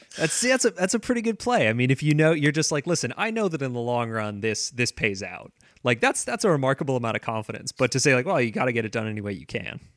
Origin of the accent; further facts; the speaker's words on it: San Diego, California, United States; moved away as an adult; also born or lived in Vancouver; I grew up in San Diego, um, and I went to university in Vancouver